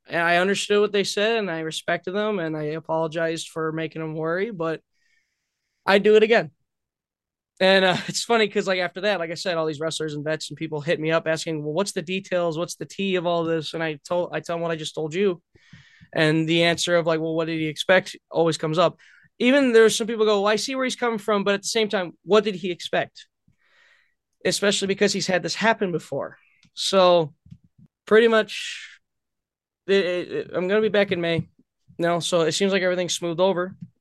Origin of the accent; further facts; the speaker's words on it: Belvidere, Illinois, United States; I'm from Belvedere